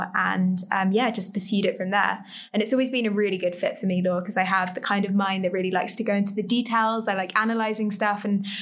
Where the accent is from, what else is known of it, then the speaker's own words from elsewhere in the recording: London, United Kingdom; also born or lived in Cambridge; I grew up just in the East End of London, so near like Woolgate East kind of area